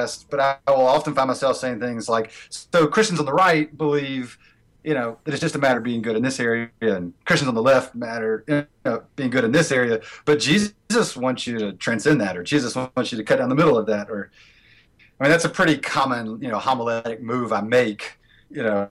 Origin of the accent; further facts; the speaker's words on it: Americus, Georgia, United States; moved away as an adult; now in Western North Carolina, United States; I grew up in a liberal sweet spot. I'm in America's Georgia. You know, the home of Habitat for Humanity, Jimmy Carter land